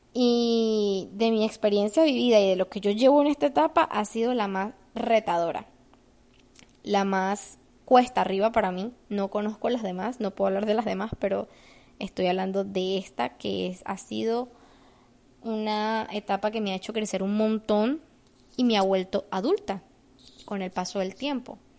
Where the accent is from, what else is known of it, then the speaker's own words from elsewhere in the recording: Venezuela; moved away as an adult; now in United States; Yo cuando me vine de Venezuela